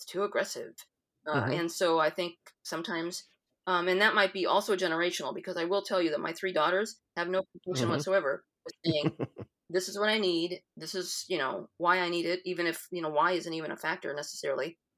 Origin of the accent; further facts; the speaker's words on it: Iowa, United States; being an Iowan, the Midwesternism is there